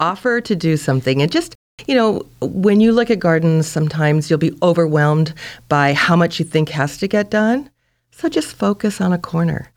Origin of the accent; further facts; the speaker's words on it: Santa Monica, California, United States; moved away as an adult; also born or lived in San Francisco, California / Sonoma, California / Point Arena, California; now in Brookings, United States; I was raised in Santa Monica on the beach